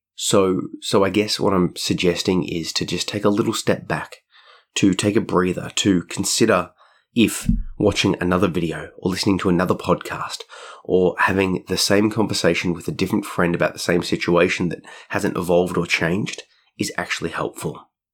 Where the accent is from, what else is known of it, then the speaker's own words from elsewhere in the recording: Australia; being an Australian